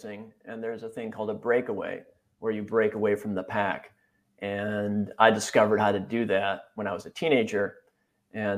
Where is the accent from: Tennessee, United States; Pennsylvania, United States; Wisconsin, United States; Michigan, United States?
Wisconsin, United States; moved away; also born or lived in San Francisco Bay Area; I grew up in Wisconsin.